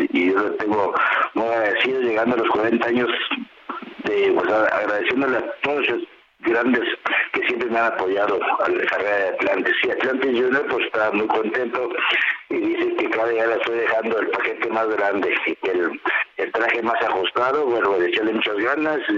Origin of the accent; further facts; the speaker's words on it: Guadalajara, Jalisco, Mexico; ahí vamos a mi tierra, a la Arena Coliseo, donde aprendí, estuve ocho años en Jalisco, Guadalajara, en la Arena Coliseo